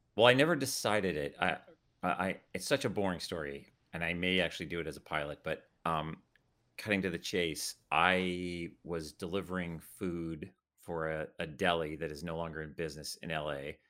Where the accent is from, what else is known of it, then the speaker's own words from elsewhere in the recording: Calgary, Alberta, Canada; now in United States; I grew up in Calgary